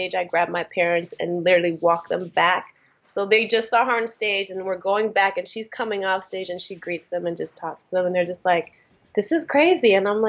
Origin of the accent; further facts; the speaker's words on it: Eritrea; born there; moved away; Well, I'm East African. I'm from, I was born in Eritrea.